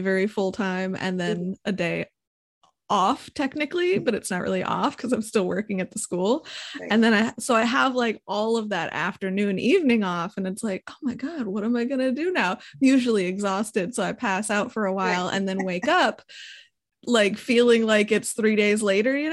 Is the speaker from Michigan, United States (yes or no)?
yes; Hesperia, Michigan, United States; also born or lived in Fremont, Michigan; I grew up in Hesperia, Michigan, and not very many people know where that is because it's in the middle of absolute nowhere